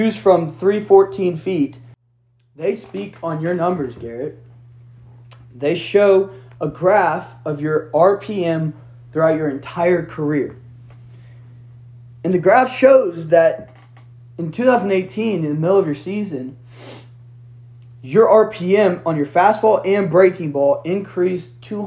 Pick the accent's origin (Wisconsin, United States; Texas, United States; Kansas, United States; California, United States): Texas, United States; Houston; I'm born and raised in Houston